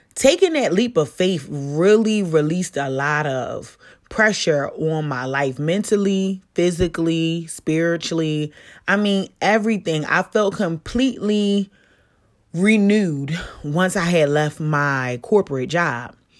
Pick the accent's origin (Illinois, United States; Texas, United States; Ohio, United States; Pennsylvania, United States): Pennsylvania, United States; Philadelphia; I'm from Philly